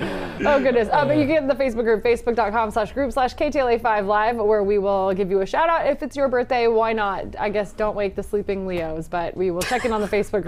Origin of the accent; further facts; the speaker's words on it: Palm Desert, California, United States; I'm from Palm Desert. I know what very hot is.